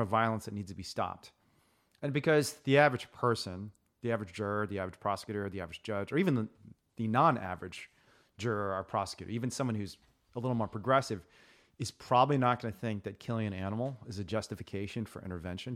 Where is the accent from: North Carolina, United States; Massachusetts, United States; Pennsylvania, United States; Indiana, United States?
Indiana, United States; growing up in Indiana